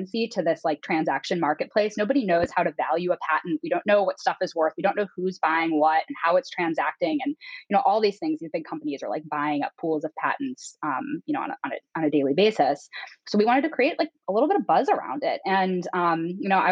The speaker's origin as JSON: {"language": "English", "region": "Northeast Ohio", "country": "United States", "tie": "born or raised there", "also_born_or_lived": "Oxford, Ohio", "moved": "as an adult", "lives_now": "Chicago, United States", "said": "I grew up in Northeast Ohio. I am a Midwesterner through and through"}